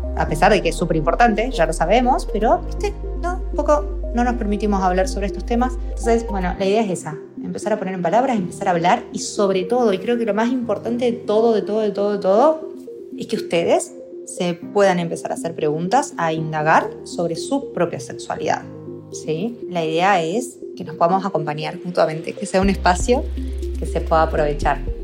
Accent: Argentina; moved away as an adult; also born or lived in Salta; now in Barcelona, Spain; soy argentina y estudié en la Universidad de Salta esta carrera

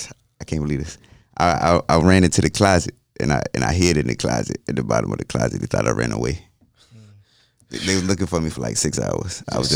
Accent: Hopewell, Virginia, United States; I'm from Hopewell. I call it Dopewell

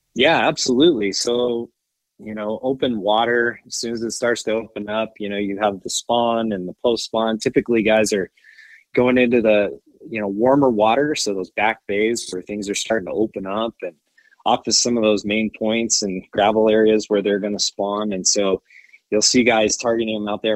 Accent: Wyoming, United States; from Wyoming, so I'm a Wyomingite, born

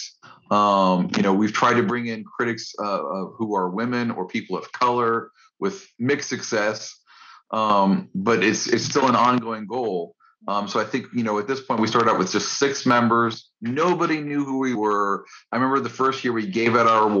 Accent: Orlando, Florida, United States; I was reading my film critic at my hometown newspaper, which was the Orlando Sentinel

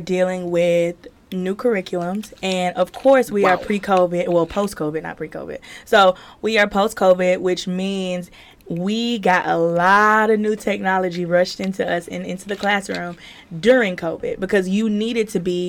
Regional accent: South Carolina, United States; also born or lived in Myrtle Beach; I am originally from South Carolina. And I moved down to Myrtle Beach to go to college

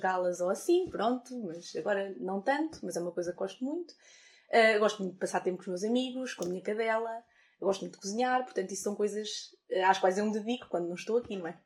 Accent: Fornos de Algodres, Guarda, Portugal; moved away as an adult; now in Coimbra, Portugal; na minha terra, em, em Fornos de Algodres, na Guarda

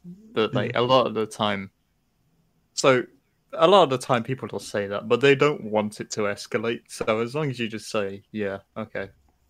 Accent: Nottingham, East Midlands, United Kingdom; I'm from Nottingham

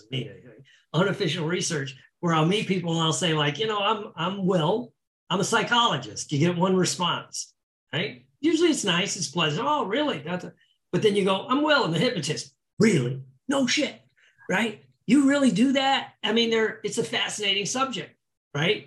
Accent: Indiana, United States; moved away as an adult; now in Florida, United States; I come from Indiana

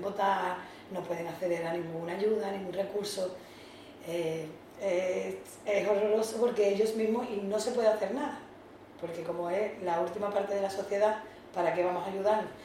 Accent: San Fernando, Andalusia, Spain; moved away as an adult; now in Algeciras, Spain; soy natural de San Fernando, pero vine aquí a Algeciras por motivos laborales

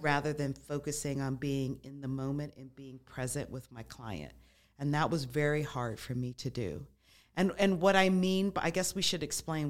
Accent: Las Vegas, Nevada, United States; moved away; also born or lived in Midwest; I grew up in Las Vegas, moved away, lived in the Midwest for a while

